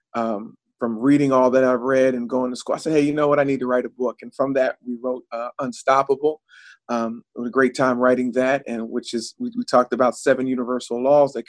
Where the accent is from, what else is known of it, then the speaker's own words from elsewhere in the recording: New Jersey, United States; I'm from South Jersey